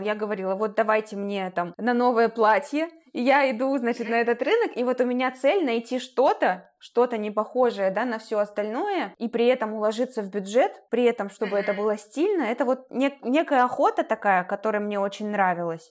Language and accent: Russian; Chelyabinsk, Chelyabinsk Oblast, Russia; moved away; Челябинск, откуда я родом